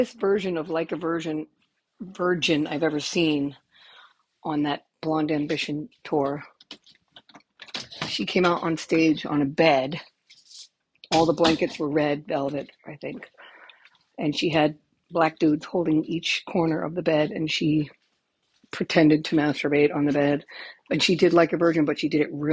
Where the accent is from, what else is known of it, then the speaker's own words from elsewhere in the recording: United States; moved away as an adult; also born or lived in Germany; I'm American